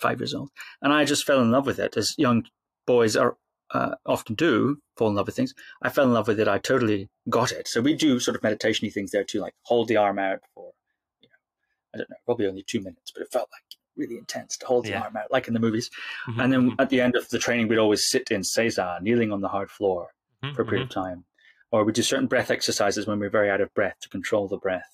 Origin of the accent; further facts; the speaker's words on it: Shetland Islands, Scotland, United Kingdom; when I was a little boy growing up on the Shetland Islands, about 5 years old